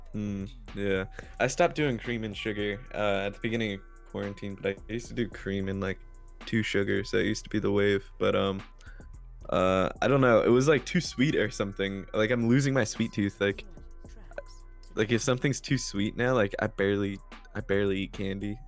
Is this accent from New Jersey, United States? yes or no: yes; New Jersey, United States; so I'm from South Jersey, so that means I'm like right near the beach